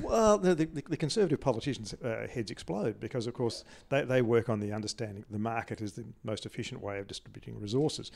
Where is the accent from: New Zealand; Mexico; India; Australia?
Australia; Adelaide, South Australia; I grew up in Adelaide